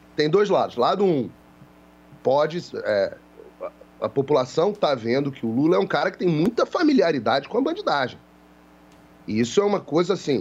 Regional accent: Rio de Janeiro, Brazil; eu sou carioca, eu, eu cresci ouvindo essas coisas

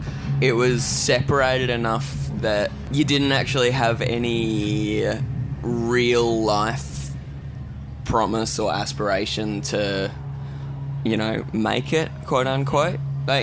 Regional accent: the Kimberley, Western Australia, Australia; also born or lived in Perth; now in London, United Kingdom; I grew up in the Kimberleys, so when I first went down to Perth, I was like, whoa, big city.

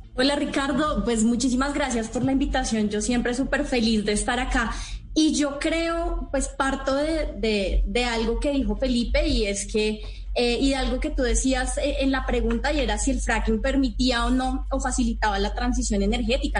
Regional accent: Colombia; todas y todos como colombianos

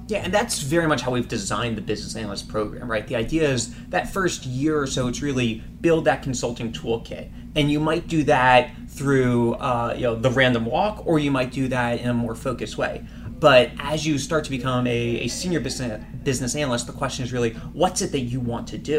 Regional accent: Washington, District of Columbia, United States; moved away as an adult; now in Boston, United States; I grew up in Washington, D.C.

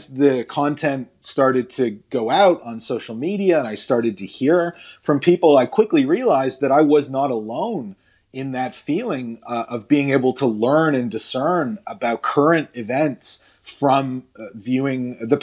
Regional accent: Toronto, Ontario, Canada; a kid growing up in Toronto in the 80s

